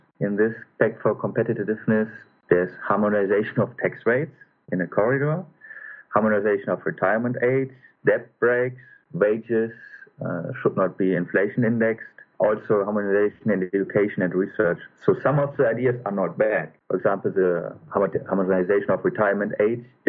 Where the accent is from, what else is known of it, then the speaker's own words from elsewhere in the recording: North Rhine-Westphalia, Germany; English is a second language; moved away as an adult; now in Madrid, Spain; I'm from Westphalia, close to Münster and Osnabrück, so in the northwest.